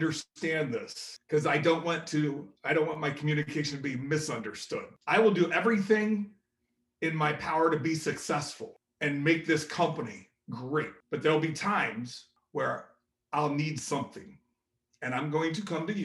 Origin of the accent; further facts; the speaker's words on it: Indianapolis, Indiana, United States; Being from Indianapolis